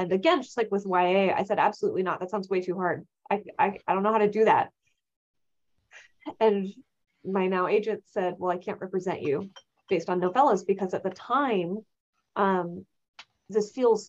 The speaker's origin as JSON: {"language": "English", "region": "California", "country": "United States", "tie": "born or raised there", "said": "And I'm from California. I've went to public schools in California, which is its own experience"}